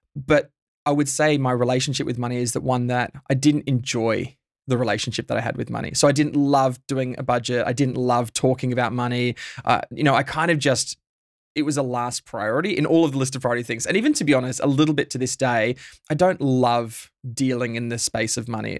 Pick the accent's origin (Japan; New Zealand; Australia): Australia; Bundaberg, Queensland; now in Melbourne, Australia; I grew up in Bundaberg. I'm a, a Queenslander by birth